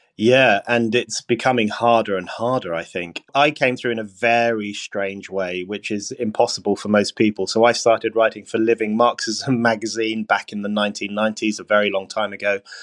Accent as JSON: {"language": "English", "region": "London", "country": "United Kingdom", "tie": "born or raised there", "said": "I grew up in Burnt Oak in northwest London, in a large family, in a council house"}